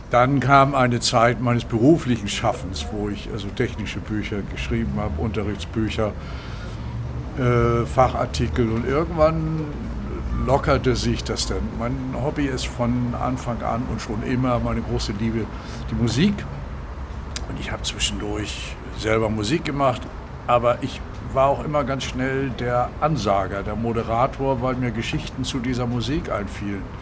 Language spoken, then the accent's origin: German; Kiel, Schleswig-Holstein, Germany; ich bin Kieler, wie du eben gesagt hast, durch, durch und durch, aber ich liebe auch andere Meere und ich bin genauso an der Nordsee zu Hause.